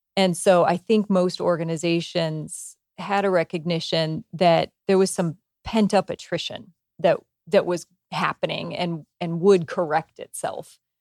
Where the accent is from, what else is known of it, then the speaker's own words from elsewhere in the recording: United States; I grew up in small town U S